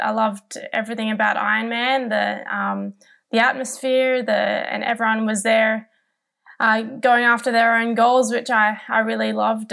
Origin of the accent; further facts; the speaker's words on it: Newcastle, New South Wales, Australia; my hometown of Newcastle